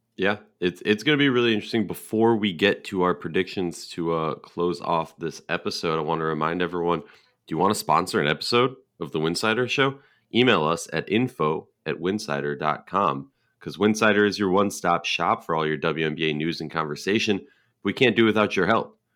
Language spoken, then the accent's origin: English; Minnesota, United States; we're both from Minnesota